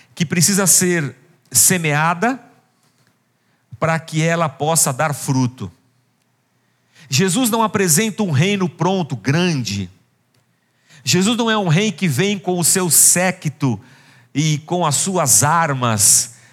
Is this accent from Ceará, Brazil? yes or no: no; Barbacena, Minas Gerais, Brazil; moved away; Quando eu era criança pequena em Barbacena